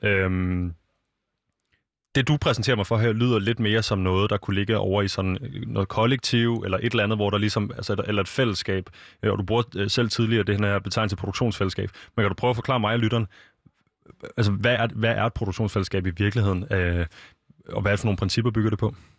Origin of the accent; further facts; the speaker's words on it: Copenhagen, Capital Region of Denmark, Denmark; Jeg er født og opvokset i København, og jeg har altid boet inde i en lejlighed